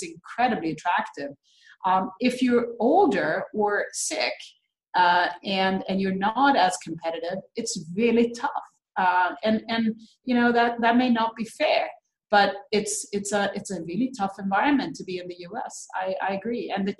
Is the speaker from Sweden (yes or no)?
yes; Sweden; when I grew up in Sweden, there was one black girl in my entire school.